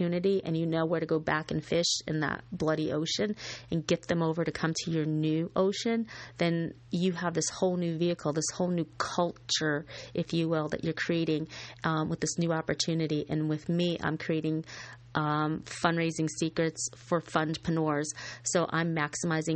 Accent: Scotia, New York, United States; It was in my hometown, a little town called Scotia Glenville in Scotia Glenville, New York.

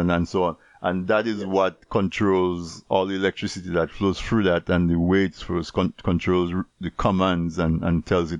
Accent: Dominica; as a young person growing up in Dominica, right, or in any one of the other Caribbean islands, where we're mostly rural.

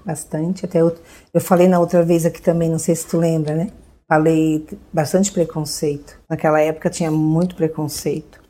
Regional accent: Orleans, Santa Catarina, Brazil; also born or lived in Urussanga; Eu sou natural de Uruçanga, mas a gente só, só nasceu lá e veio pra cá, né? Veio pra Orleans

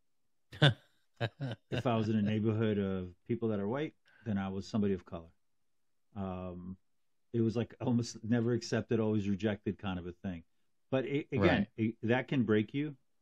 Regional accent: Newark, New Jersey, United States; moved away as an adult; also born or lived in Morris County, New Jersey; I moved from Newark, New Jersey, and I went to live up in Morris County

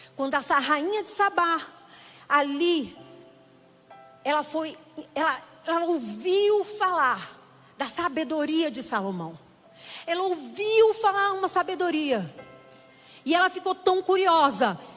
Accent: Recife, Pernambuco, Brazil; moved away as an adult; now in Brasília, Brazil; eu sou pernambucana, eu vim do frevo do pé.

